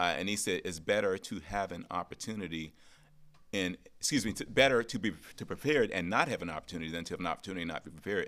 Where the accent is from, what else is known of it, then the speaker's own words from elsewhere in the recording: Pittsburgh, Pennsylvania, United States; I grew up in Pittsburgh, single family home